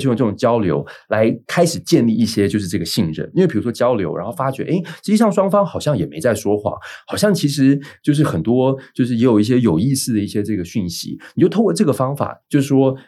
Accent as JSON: {"language": "Chinese", "country": "Taiwan", "said": "我们台湾这边"}